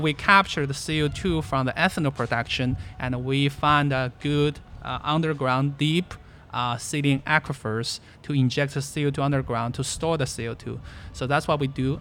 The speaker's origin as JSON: {"language": "English", "country": "China", "tie": "born or raised there", "moved": "yes", "said": "I was born in China, uh, actually born where there was a very big natural gas field"}